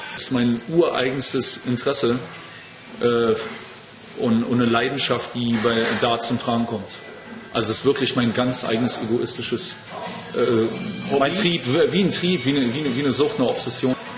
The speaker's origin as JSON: {"language": "German", "region": "Berlin", "country": "Germany", "tie": "born or raised there", "said": "Ich bin in Berlin groß geworden im Tiergarten"}